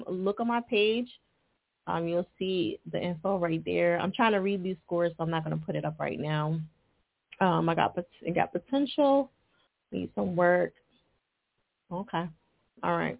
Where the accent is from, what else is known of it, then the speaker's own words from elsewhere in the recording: New Jersey, United States; moved away; I'm originally from Jersey too